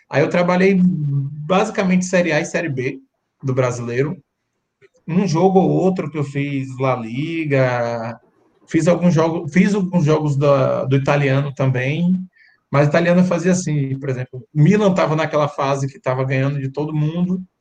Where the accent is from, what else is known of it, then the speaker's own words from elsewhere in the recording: Salvador, Bahia, Brazil; E como eu sou daqui, eu sou de Salvador